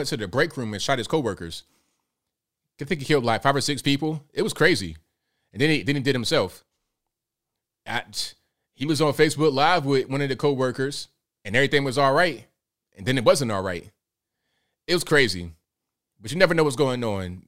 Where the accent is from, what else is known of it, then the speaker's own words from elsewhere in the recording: Portsmouth, Virginia, United States; also born or lived in Chesapeake, Virginia; I grew up in Portsmouth, Virginia before that. So when I was like 14, I came to Chesapeake